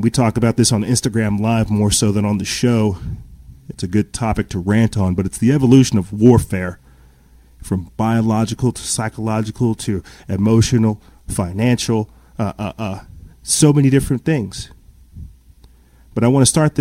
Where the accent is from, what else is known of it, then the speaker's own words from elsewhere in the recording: South Carolina, United States; I'm from South Carolina